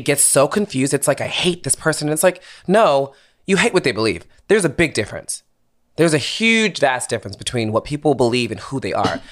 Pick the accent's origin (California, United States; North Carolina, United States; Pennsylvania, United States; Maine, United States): Pennsylvania, United States; Philadelphia; moved away as an adult; also born or lived in Boston / New York; now in Los Angeles, United States; I grew up in Philadelphia